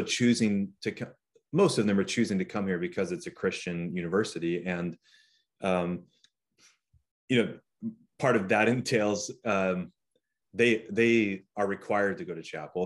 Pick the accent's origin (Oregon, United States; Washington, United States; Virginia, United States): Oregon, United States; Newberg; I did all of my growing up in Newburgh through high school